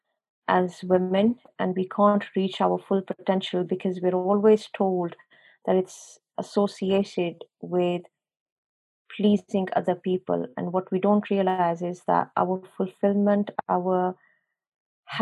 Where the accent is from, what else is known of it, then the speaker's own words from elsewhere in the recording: Pakistan; moved away as an adult; now in England; I was born and brought up in Pakistan, but when I came over here to England